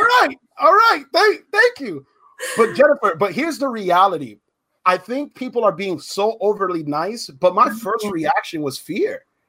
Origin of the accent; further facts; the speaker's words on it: Pine Hills, Florida, United States; I grew up in Pine Hills. I was the only light skinned Puerto Rican boy there